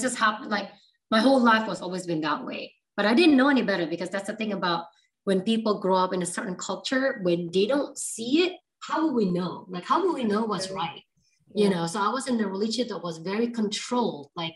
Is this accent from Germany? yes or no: no; Surabaya, East Java, Indonesia; moved away as an adult; now in United States; So I'm actually originally from Indonesia, Surabaya. So yeah, grew up very Asian culture